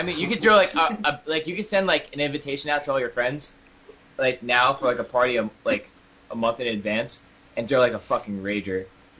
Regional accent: Toms River, New Jersey, United States; I'm originally from Tom River

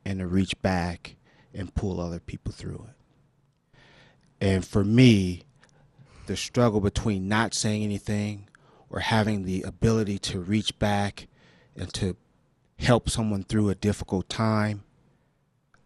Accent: Los Angeles, California, United States; I was born and raised in South Central L.A., two blocks from where Stan Tukey Williams and Raymond Washington

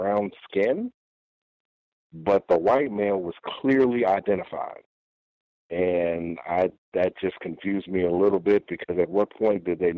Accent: New York City, New York, United States; growing up in New York City

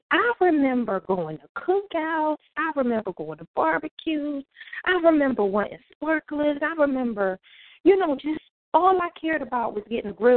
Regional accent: Philadelphia, Pennsylvania, United States; moved away as an adult; now in Raleigh, United States; I was born and raised in North Philadelphia, went to public schools in North Philadelphia

